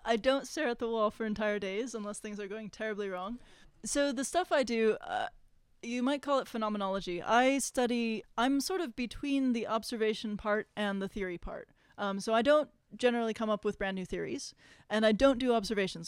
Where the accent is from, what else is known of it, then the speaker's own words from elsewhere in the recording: Los Angeles, California, United States; I grew up in Los Angeles